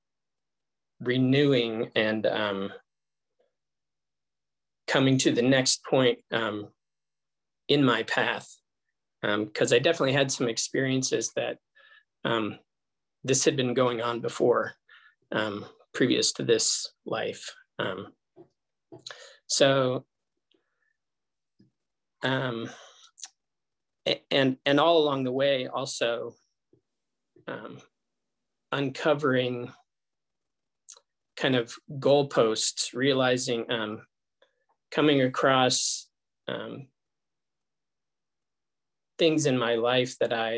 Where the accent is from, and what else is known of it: Colorado, United States; born or raised there; also born or lived in Los Angeles, California